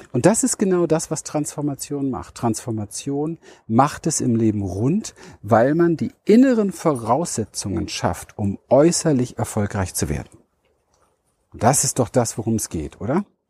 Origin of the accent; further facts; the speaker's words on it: Berlin, Germany; wo ich herkomme, ja. Berliner Mauer, Kind gespielt zwischen Mülltonnen